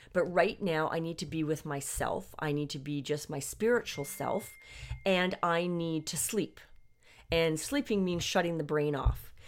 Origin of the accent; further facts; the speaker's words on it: Canada; I'm actually Canadian.